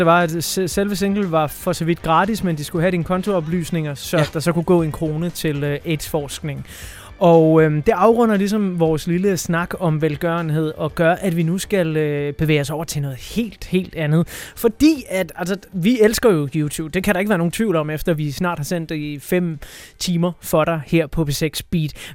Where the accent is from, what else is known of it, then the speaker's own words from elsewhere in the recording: Denmark; når vi sidder her som danskere, der, der virkelig ikke har det store forhold til religion